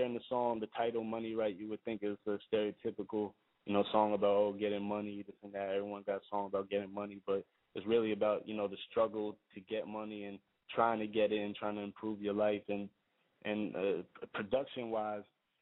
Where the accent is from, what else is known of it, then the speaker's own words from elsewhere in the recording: New York City, New York, United States; raised in Queens, Briarwood, Queens